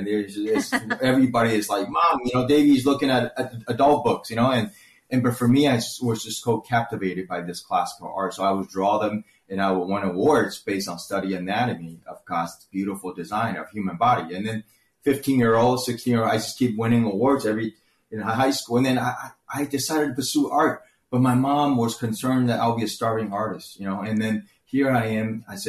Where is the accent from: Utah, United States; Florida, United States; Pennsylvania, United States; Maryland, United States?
Florida, United States; Orlando; English is a second language; But in America, I grew up in Orlando.